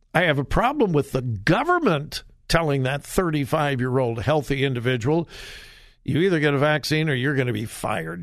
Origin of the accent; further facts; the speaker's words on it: California, United States; moved away; I'm from California. haven't lived there for years and years and years. I've been gone from California much, much, much longer than, than I ever lived there